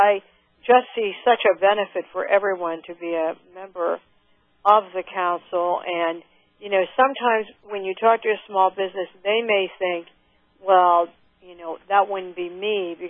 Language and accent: English; Pennsylvania, United States; I am from Western Pennsylvania, and I think it is tremendous as my career is in technology and engineering.